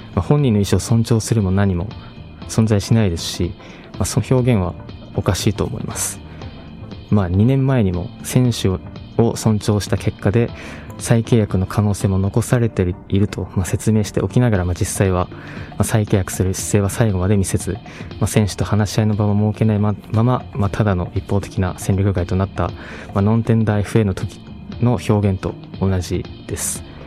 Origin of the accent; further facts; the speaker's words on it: Hokkaido, Japan; 自分が生まれ育った場所